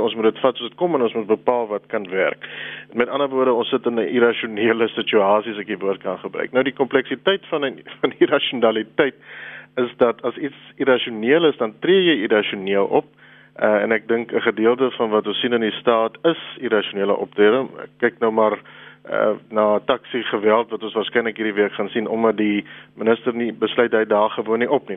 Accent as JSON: {"language": "Afrikaans", "country": "South Africa", "said": "as Suid-Afrikaners"}